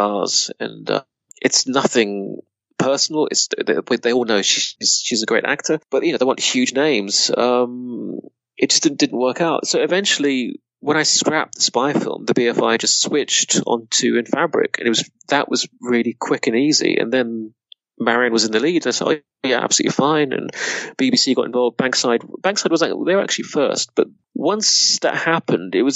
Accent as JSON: {"language": "English", "town": "Reading", "region": "South East England", "country": "United Kingdom", "tie": "born or raised there", "also_born_or_lived": "Budapest / London", "moved": "yes", "said": "growing up in Reading"}